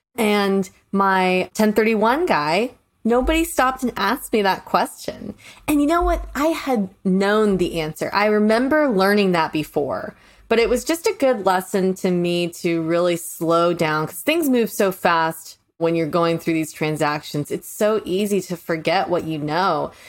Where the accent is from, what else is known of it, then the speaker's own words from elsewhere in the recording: St. Petersburg, Florida, United States; moved away; I'm originally from Saint Pete, Florida